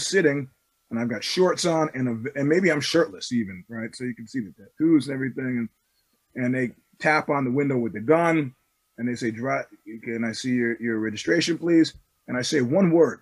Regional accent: New York, United States; now in California, United States; where are you from? I said, New York

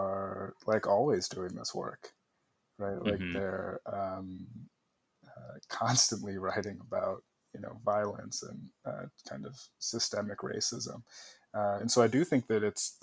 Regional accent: Chicago, Illinois, United States; born or raised there; moved away as an adult

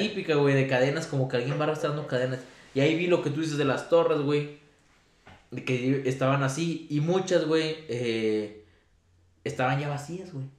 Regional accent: San Buenaventura, Mexico; yo soy de San Buenaventura

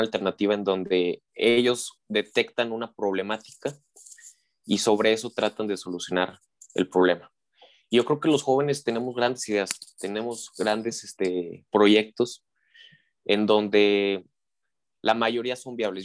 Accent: Mexico; also born or lived in San Luis Potosí; tenemos como ciudadanos mexicanos

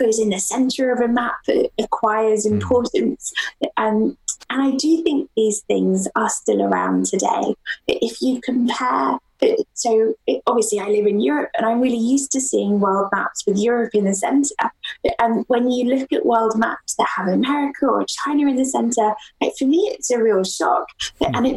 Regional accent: Durham, North East England, United Kingdom; my hometown, Durham

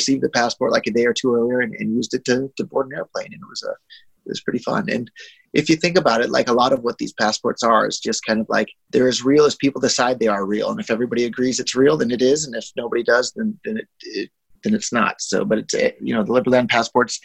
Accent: Silicon Valley, California, United States; I was born and raised in Silicon Valley

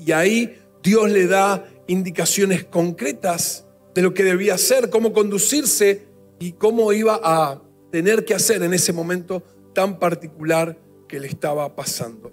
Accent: Argentina; como nación, como país, como argentinos que somos

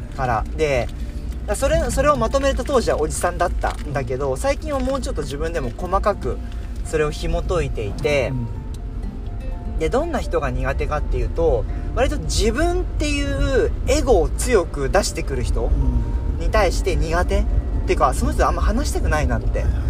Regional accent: Japan; moved away; 子供の頃さ日本にいた時さ歌習ってた

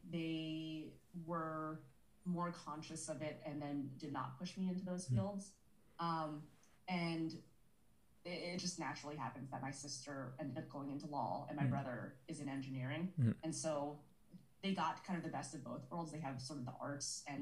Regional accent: San Francisco, California, United States; I grew up in San Francisco, born and raised

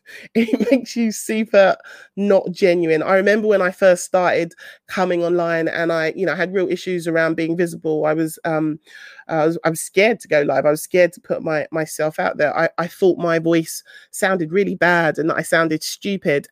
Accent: London, United Kingdom; I'm from South London, I don't always pronounce my T's, and my T's sometimes, sometimes sound like F's

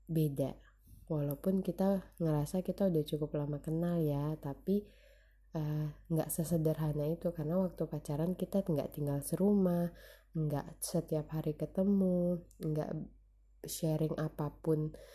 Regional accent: North Sumatra, Indonesia; istilahnya kalau kata kami orang Batak manjayo

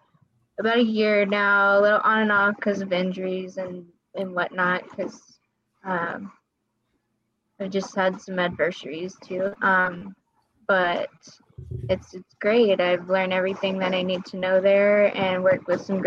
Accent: San Antonio, Texas, United States; I'm from San Antonio

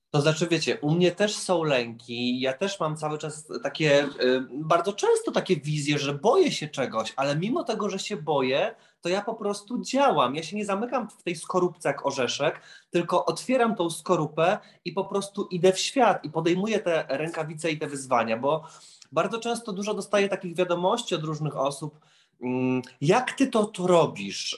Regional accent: Lublin, Lublin Voivodeship, Poland; now in Warsaw, Poland; bo ja pochodzę z Lublina do Warszawy

